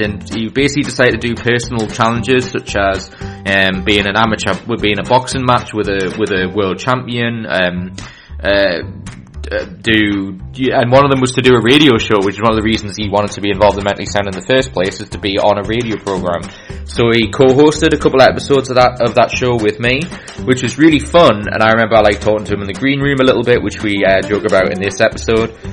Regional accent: Newcastle upon Tyne, North East England, United Kingdom; I'm from the Newcastle and northeast of England.

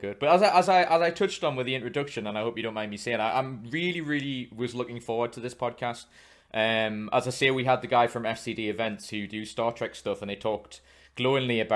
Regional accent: Newcastle upon Tyne, North East England, United Kingdom; I'm from Newcastle, so I'm not far from Scotland

